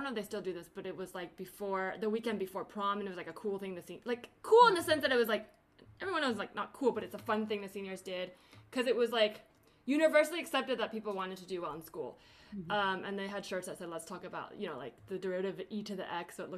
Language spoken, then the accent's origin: English; the Bay Area, California, United States; I grew up in the Bay and have a lot of that sort of Bay Area like do everything mentality